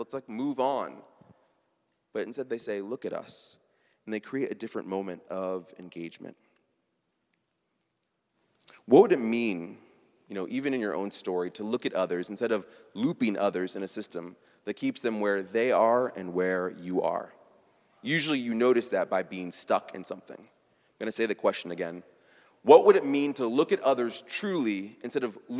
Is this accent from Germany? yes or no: no; Midwest, United States; I'm from the Midwest